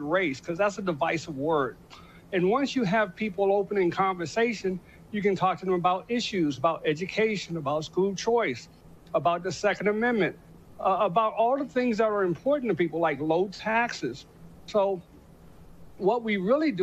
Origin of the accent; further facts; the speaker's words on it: Washington, District of Columbia, United States; I grew up in Washington, D.C., and I grew up with a lot of great people